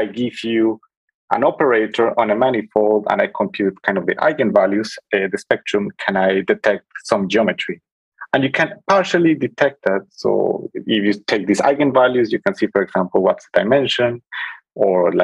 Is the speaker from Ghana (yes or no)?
no; Colombia; moved away as an adult; now in Berlin, Germany; I'm originally from Colombia. I came to Berlin around 10 years ago to pursue my studies in mathematics.